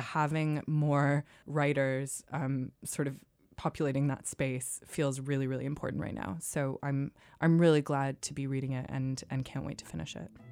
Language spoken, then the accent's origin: English; United States; moved away as an adult; now in United Kingdom; I certainly grew up in a culture in America